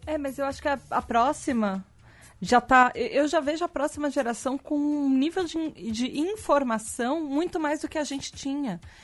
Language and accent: Portuguese; Brazil; eu sou brasileira